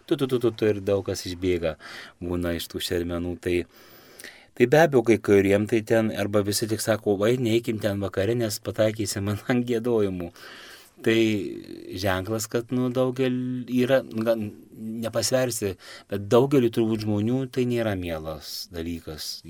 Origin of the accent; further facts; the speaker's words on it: Prienai, Kaunas County, Lithuania; aš pats iš Prienų, Dzukijoje, E, Suvalkyjoje, Zanavikijoje